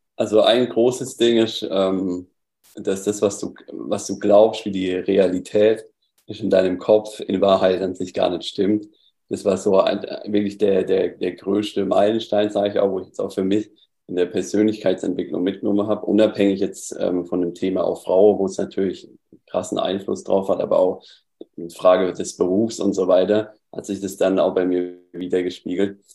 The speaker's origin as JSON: {"language": "German", "region": "Southern Germany", "country": "Germany", "said": "ich komme aus, aus Süddeutschland, hörst du auch ein bisschen meine Aussprache"}